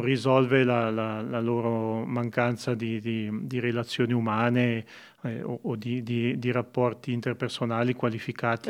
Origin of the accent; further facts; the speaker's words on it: Montagnola, Ticino, Switzerland; io sono nato e cresciuto a Montagnola